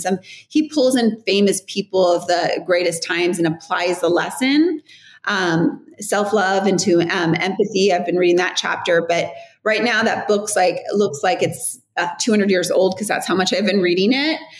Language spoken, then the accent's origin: English; Riverside, California, United States; born or raised there; moved away